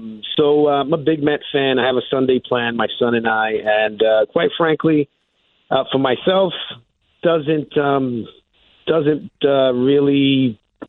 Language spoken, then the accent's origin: English; New Jersey, United States; I'm from Jersey